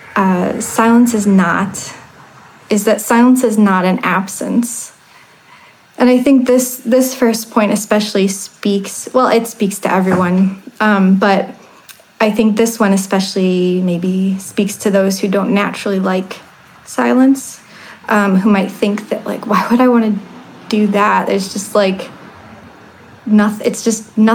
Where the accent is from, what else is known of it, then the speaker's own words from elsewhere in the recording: Ohio, United States; I grew up in Ohio